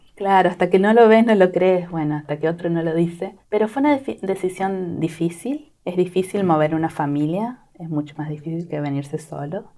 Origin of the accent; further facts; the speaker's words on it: Argentina; moved away as an adult; now in California, United States; somos ocho familias de Argentina, de diferentes lugares